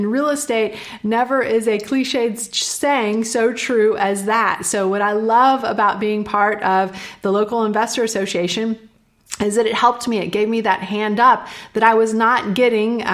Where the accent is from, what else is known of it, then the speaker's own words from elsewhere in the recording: Austin, Texas, United States; also born or lived in Houston, Texas; move back to my hometown, which is Austin, Texas